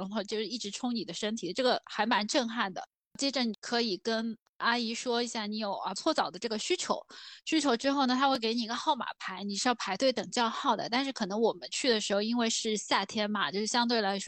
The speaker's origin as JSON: {"language": "Chinese", "region": "southern China", "country": "China", "said": "因为我们是南方人，其实我们从小到大都是可能除了在健身房或短短的脱一下衣服或怎样的"}